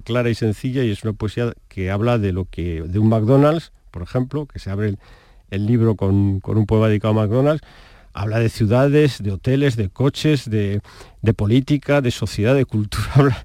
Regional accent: Calanda, Aragon, Spain; Yo soy del mismo sitio donde nació Buñuel, soy eh, aragonés

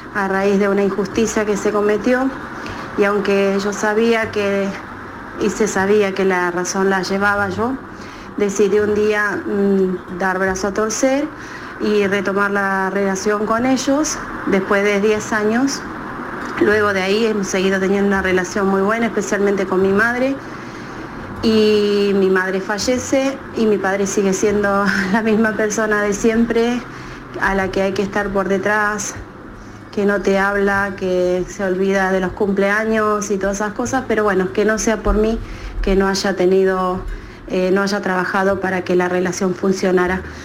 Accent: Málaga, Andalusia, Spain; soy eh, de Málaga

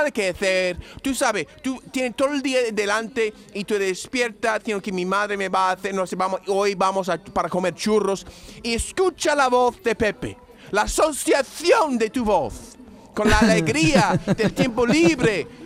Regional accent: United States; Spanish is a second language; now in Seville, Spain; Yo soy buen americano

